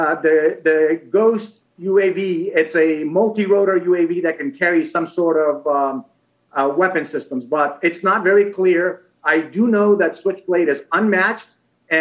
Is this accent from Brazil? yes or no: no; Afghanistan; now in United States; I was born and raised in Afghanistan and came to the United States because of the Soviet invasion and conflict in Afghanistan in the early 1980s.